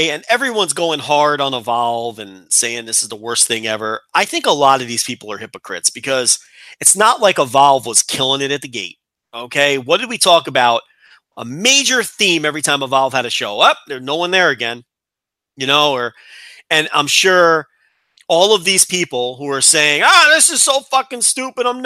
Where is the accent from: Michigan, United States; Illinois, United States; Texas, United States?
Illinois, United States; Chicago; Well, we're both from Chicago.